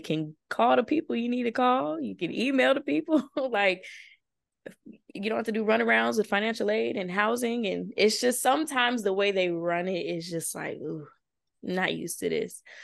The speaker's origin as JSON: {"language": "English", "town": "Victorville", "region": "California", "country": "United States", "tie": "born or raised there", "also_born_or_lived": "Chino, California", "moved": "as an adult", "lives_now": "Washington, D.C., United States", "said": "I'm from Victorville, California, a little small city in the IE. Um, grew up there pretty much all my life."}